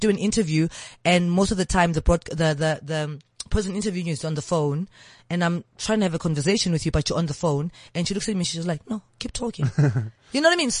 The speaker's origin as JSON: {"language": "English", "town": "Johannesburg", "region": "Gauteng", "country": "South Africa", "tie": "born or raised there", "said": "Orlando West. You mean in my younger days? Orlando West."}